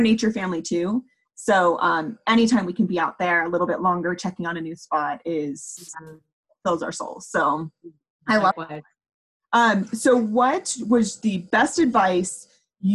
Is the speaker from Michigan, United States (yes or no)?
no; California, United States; moved away as an adult; we're from California